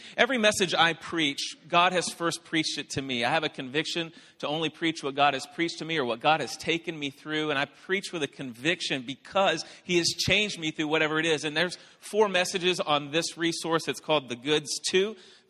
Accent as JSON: {"language": "English", "town": "Phoenix", "region": "Arizona", "country": "United States", "said": "I'm from Phoenix, and I'm like 3 hours behind right now"}